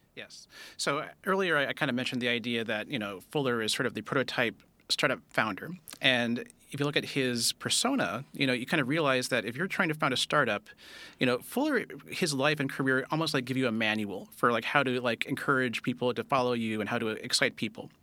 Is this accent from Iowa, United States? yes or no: no; Castro Valley, California, United States; I was born in Castro Valley, uh, California